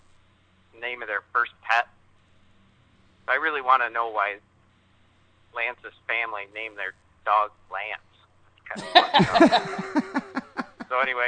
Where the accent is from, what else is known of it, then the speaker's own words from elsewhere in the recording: Midland, Michigan, United States; Because I'm from Midland